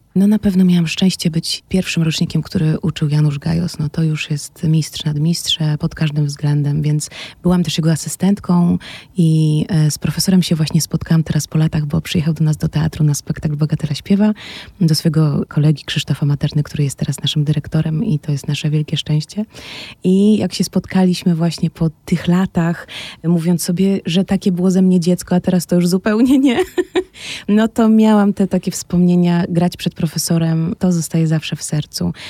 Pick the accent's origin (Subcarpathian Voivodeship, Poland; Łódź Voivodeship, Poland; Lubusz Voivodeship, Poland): Łódź Voivodeship, Poland; Łódź; moved away as an adult; now in Kraków, Poland; Łódź e, no, jest moim rodzinnym miastem